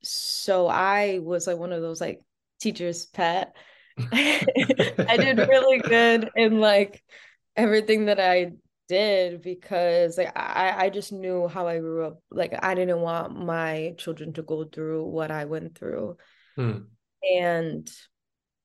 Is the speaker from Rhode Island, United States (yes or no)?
yes; Providence, Rhode Island, United States; I was born and raised in Providence.